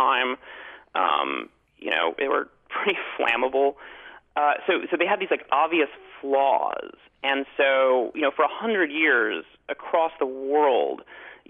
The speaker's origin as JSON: {"language": "English", "town": "Chicago", "region": "Illinois", "country": "United States", "tie": "born or raised there", "said": "I grew up in Chicago"}